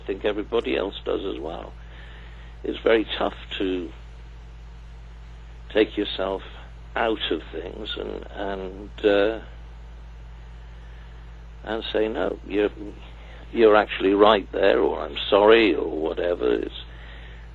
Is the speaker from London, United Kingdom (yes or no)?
no; Cardiff, Wales, United Kingdom; having been born and bred in Cardiff